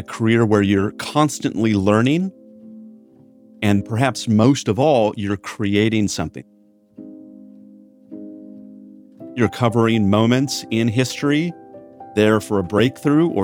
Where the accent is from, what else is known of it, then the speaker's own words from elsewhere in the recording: Newport Beach, California, United States; now in Los Angeles, United States; I grew up in part in Corona del Mar in Newport Beach.